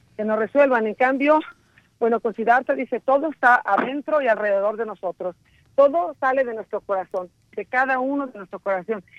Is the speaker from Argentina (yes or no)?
no; Mexico; moved away; also born or lived in Italy; yo soy mexicana, pero he vivido muchos años en el extranjero.